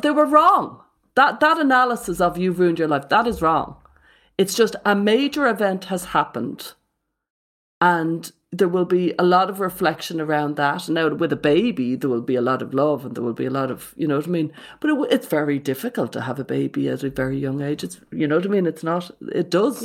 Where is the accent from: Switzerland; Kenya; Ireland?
Ireland; When I was a kid, the worst thing ever, as an Irish Catholic in the eighties